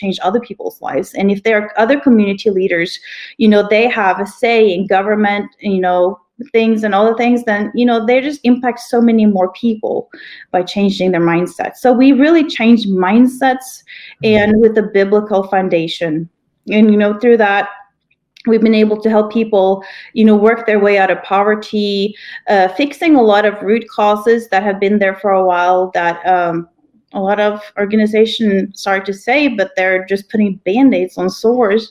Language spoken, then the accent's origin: English; Norway; moved away as an adult; also born or lived in Kenya; now in Oklahoma, United States; my husband and I are both from Norway. We grew up there